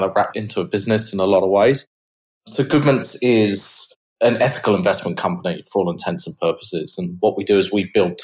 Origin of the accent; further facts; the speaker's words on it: England, United Kingdom; moved away as an adult; now in Australia; as you can probably tell from my accent, I'm from the UK originally.